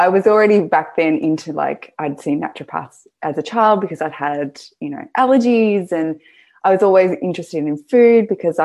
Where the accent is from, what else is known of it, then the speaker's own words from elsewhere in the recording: Gippsland, Victoria, Australia; I'm from Gippsland